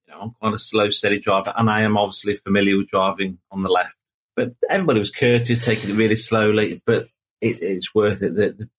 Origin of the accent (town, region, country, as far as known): England, United Kingdom